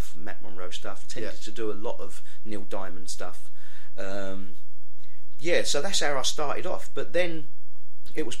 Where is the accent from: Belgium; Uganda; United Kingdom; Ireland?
United Kingdom; London; also born or lived in Shadwell, London; I was brought up originally in Stepney, I lived in Shadwell